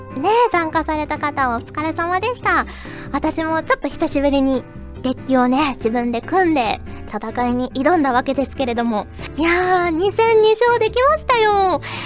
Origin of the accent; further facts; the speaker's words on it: Kyushu, Fukuoka, Japan; now in Tokyo, Japan; 私、九州、福岡出身